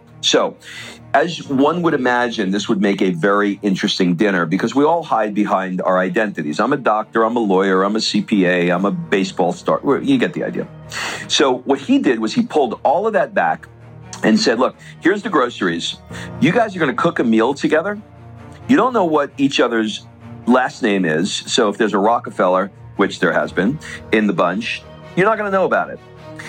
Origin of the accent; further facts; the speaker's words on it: Queens, New York, United States; I grew up in Queens and my dad was, blue collar truck driver